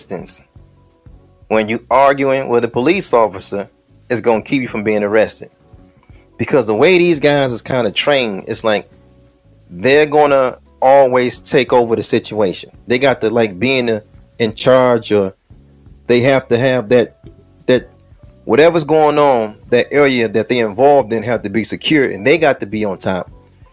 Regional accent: Detroit, Michigan, United States; when I'm on the west side of Detroit, the 6th precinct is up the street from my block because I'm from Plymouth.

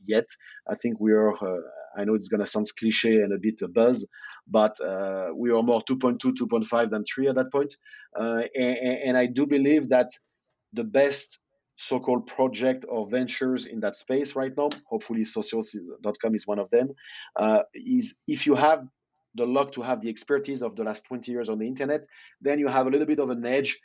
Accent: Lyon, Auvergne-Rhône-Alpes, France; English is a second language; moved away as an adult; now in Malta; in Lyon, my home city

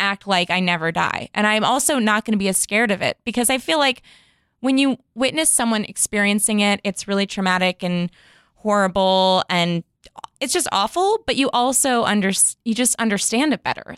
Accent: Chicago, Illinois, United States; now in West Hollywood, United States; I'm originally from Chicago

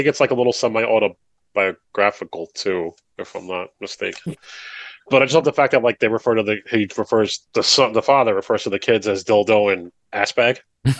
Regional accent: United States; also born or lived in New Jersey; I grew up in New York and like in New Jersey

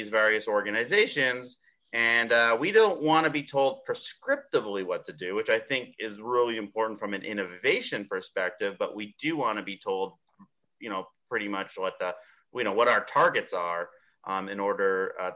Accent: Canada; moved away; I'm originally from Canada

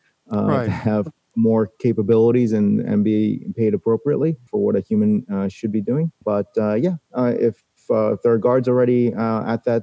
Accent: New York City, New York, United States; I was born in New York City and someone hit my town on 9/11

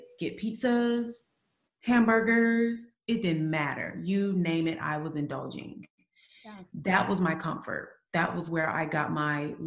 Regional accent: Eufaula, Alabama, United States; also born or lived in Birmingham, Alabama; I'm from Alabama, but not Birmingham. Yeah, another town called Eufaula, very small town

